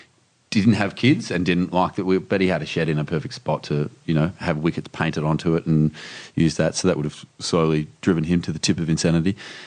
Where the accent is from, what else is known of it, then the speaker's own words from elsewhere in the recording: Melbourne, Victoria, Australia; now in Sydney, Australia; I grew up in Melbourne.